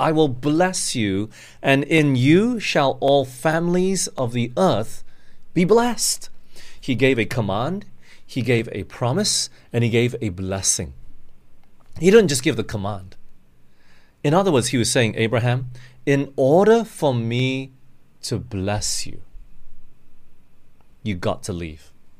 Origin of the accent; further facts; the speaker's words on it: Australia; also born or lived in Singapore / Malaysia / England; I grew up in Australia for 10 years. It's not all my life. I've jumped around. I was born in Singapore. Then we moved to Malaysia for 2 years. And we went to England for 5 years, came back to Malaysia for 6 years.